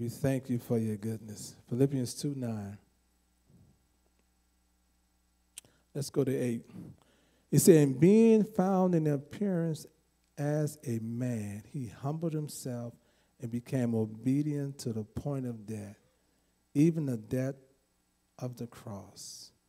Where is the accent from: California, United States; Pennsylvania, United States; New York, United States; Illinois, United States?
California, United States; Never heard of Quick Trip because I came from California, so I never heard of Quick Trip.